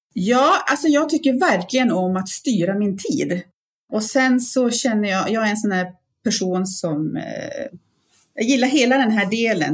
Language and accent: Swedish; Piteå, Norrbotten County, Sweden; now in Jämtland, Sweden; jag är uppväxt uppe i Piteå